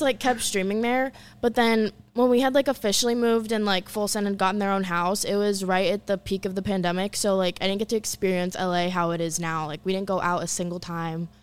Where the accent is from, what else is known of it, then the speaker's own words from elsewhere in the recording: Orlando, Florida, United States; moved away as an adult; also born or lived in Los Angeles; I grew up in Orlando, Florida